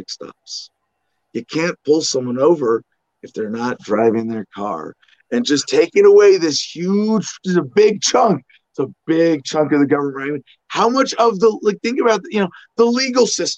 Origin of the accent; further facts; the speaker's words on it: Arizona, United States; I'm from Arizona